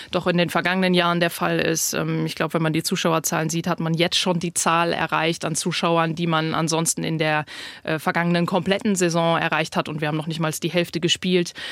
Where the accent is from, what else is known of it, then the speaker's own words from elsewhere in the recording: North Rhine-Westphalia, Germany; moved away; was mir sehr schwer schwer gefallen ist, aus dem Sauerland wegzugehen, aus meiner Heimat.